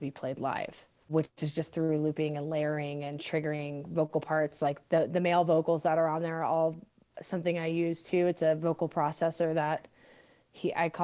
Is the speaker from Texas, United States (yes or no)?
yes; Texas, United States; now in Denver, United States; I was raised in Texas and I'm half Latina